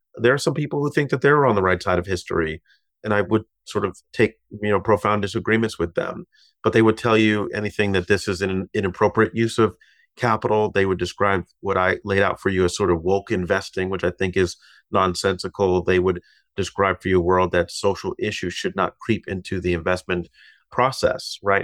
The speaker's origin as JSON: {"language": "English", "region": "Massachusetts", "country": "United States", "tie": "born or raised there", "moved": "yes", "lives_now": "New York, United States", "said": "my home state of Massachusetts"}